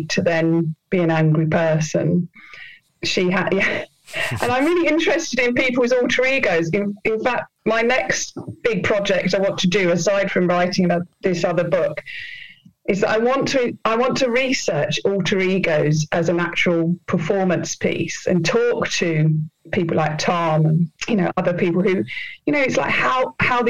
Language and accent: English; Penge, London, United Kingdom; growing up in Penge with my mum and dad.